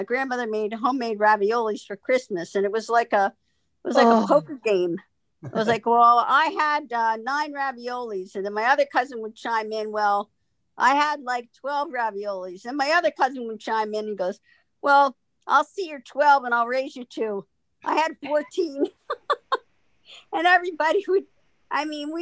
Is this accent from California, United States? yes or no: no; Philadelphia, Pennsylvania, United States; I'm from Philadelphia